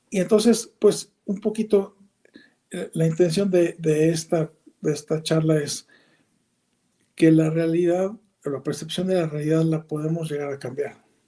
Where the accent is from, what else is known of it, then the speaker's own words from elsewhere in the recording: Mexico; como nacimos ahí, vivimos ahí, somos mexicanos